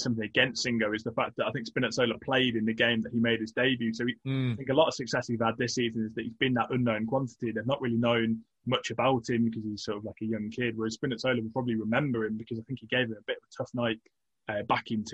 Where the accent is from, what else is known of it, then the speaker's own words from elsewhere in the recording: England, United Kingdom; as an Englishman